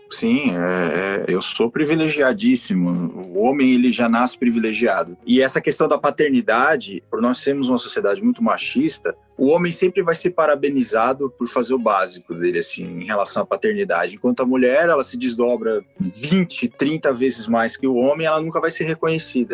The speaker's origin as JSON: {"language": "Portuguese", "region": "São Paulo", "country": "Brazil", "said": "sou de São Paulo"}